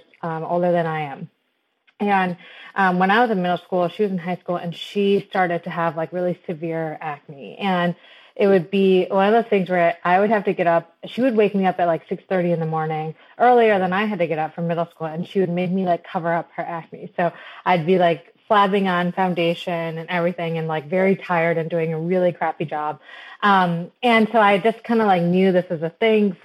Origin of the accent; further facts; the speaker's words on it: Michigan, United States; I was born and raised in Michigan